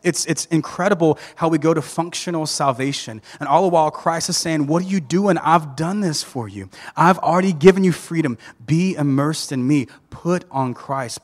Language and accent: English; Thomasville, Georgia, United States; I grew up in Thomasville, Georgia